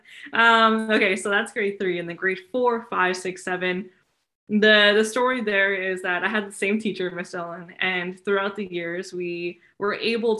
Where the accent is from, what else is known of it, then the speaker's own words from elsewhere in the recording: Surrey, British Columbia, Canada; I grew up in Surrey, British Columbia.